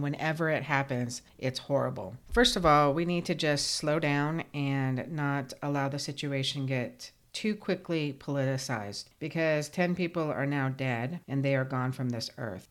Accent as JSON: {"language": "English", "country": "United States", "said": "We, as the American public"}